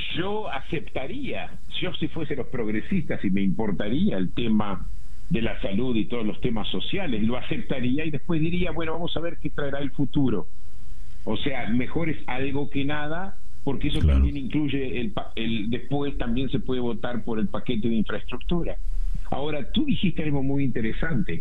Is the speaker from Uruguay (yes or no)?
yes; Uruguay; moved away; yo crecí en Uruguay